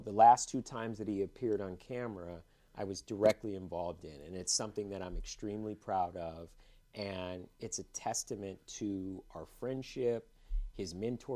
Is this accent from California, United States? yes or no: yes; Cupertino, California, United States; also born or lived in Los Angeles; I went to Cupertino High School. I'm from Northern California.